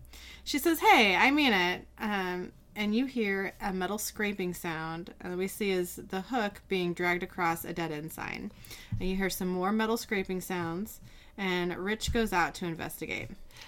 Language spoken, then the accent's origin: English; Seattle, Washington, United States; we're from Seattle